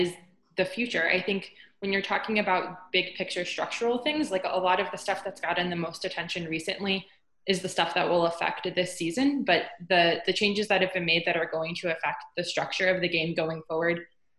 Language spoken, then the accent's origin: English; North Carolina, United States; I grew up in North Carolina, so I grew up going to more minor league games than major league